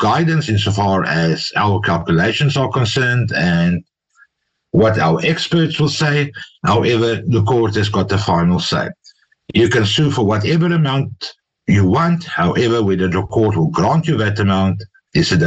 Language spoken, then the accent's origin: English; South Africa; We as South African lawyers